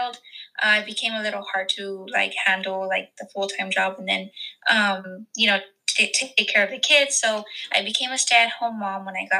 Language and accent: English; deep South Texas, United States; I'm from Texas, like deep South Texas, maybe 5 minutes away from the Mexico border